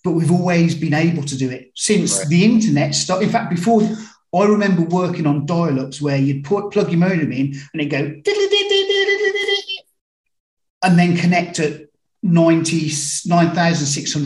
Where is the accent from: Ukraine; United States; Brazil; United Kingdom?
United Kingdom; Birmingham, West Midlands; I was brought up in Birmingham, UK, not Alabama